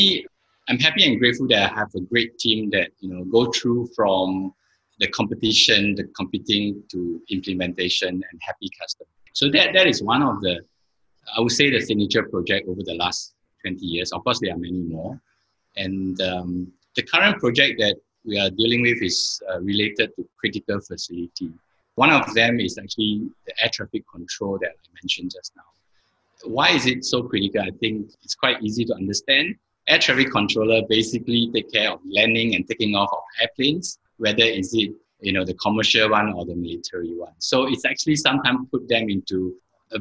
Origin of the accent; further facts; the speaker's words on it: Singapore; moved away as an adult; also born or lived in Kuala Lumpur, Malaysia; I'm a Singaporean, but I basically spent a lot of time in Malaysia, Kuala Lumpur